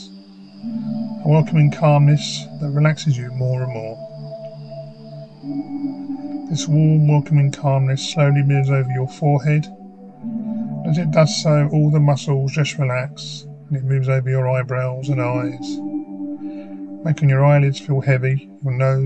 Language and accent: English; Faversham, South East England, United Kingdom; I now work for my hometown in Faversham, Kent